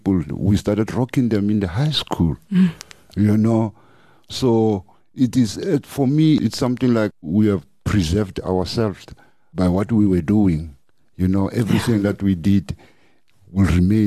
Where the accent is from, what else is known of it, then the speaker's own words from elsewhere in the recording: North West, South Africa; moved away as an adult; now in Johannesburg, South Africa; originally we're from Northwest. And then we came to the city as a band